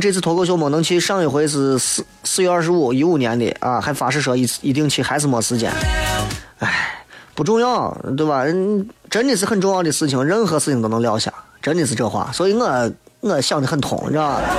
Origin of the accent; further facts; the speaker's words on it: Xi'an, Shaanxi, China; 他拉起了西安本土的搞笑，让我们西安人出去宣扬我们本土文化的时候有啥可说？